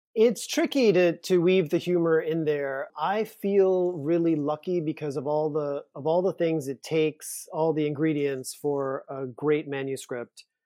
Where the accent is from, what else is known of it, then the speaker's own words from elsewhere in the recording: Louisiana, United States; moved away; I'm from Louisiana, I'm from a small town, I'm from a town where I didn't grow up knowing any gay people